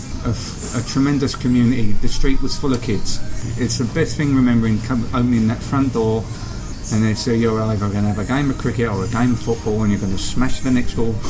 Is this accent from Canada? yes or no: no; London, United Kingdom; moved away as an adult; now in Sydney, Australia; I am from London, northwest London, Kilburn, the big Irish sector